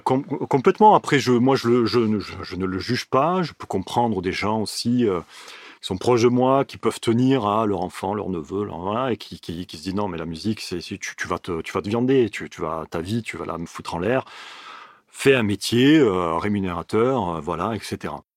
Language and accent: French; Miramas, Provence-Alpes-Côte d'Azur, France; also born or lived in Marseille; je suis originaire de Miramas. J'ai déménagé à Marseille